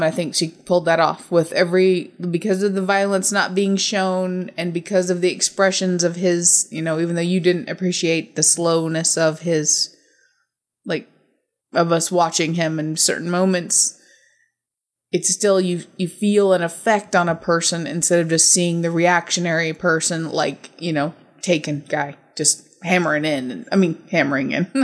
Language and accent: English; United States; I'm American